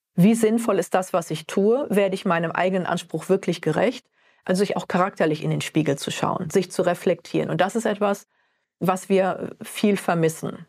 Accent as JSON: {"language": "German", "area": "Ostwestfalen-Lippe", "region": "North Rhine-Westphalia", "country": "Germany", "moved": "yes", "lives_now": "Frankfurt, Germany", "said": "aus einem kleinen Kaff in Ostwestfalen-Lippe bin ich räumlich gar nicht so weit gekommen, bis nach Frankfurt in den Hub"}